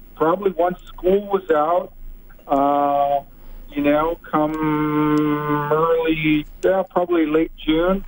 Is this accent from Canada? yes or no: yes; BC interior, British Columbia, Canada; also born or lived in Vancouver / Leduc, Alberta; raised most of my life in Vancouver, or actually I should say around the BC interior.